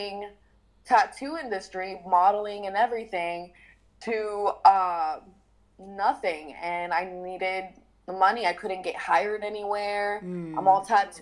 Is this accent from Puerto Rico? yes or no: yes; Puerto Rico; I'm from Puerto Rico